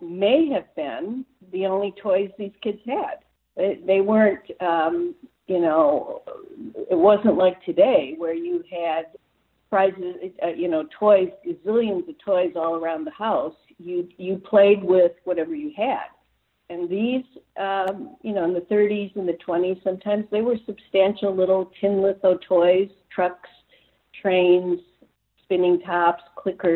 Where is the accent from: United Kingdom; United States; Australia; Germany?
United States; Saginaw, Michigan; I grew up in Saginaw, Michigan.